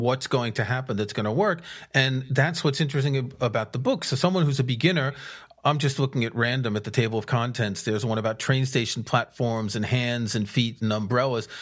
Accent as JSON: {"language": "English", "region": "New York", "country": "United States", "tie": "born or raised there", "also_born_or_lived": "Paris", "moved": "yes", "said": "I grew up in a city. I grew up in New York."}